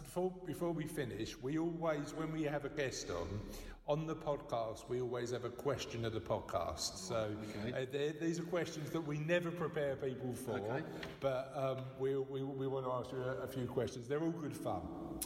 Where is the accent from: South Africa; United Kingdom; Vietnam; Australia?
United Kingdom; London; I'm only a boy from Canning Town.